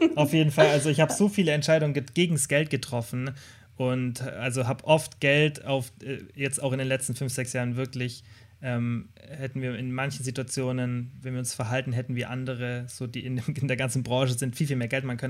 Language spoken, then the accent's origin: German; Kempten, Bavaria, Germany; moved away as an adult; now in Stuttgart, Germany; Ich komme aus Kempten, aus dem Allgäu